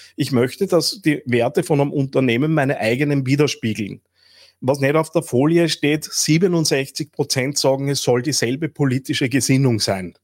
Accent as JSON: {"language": "German", "town": "Linz", "region": "Upper Austria", "country": "Austria", "said": "als Linzer"}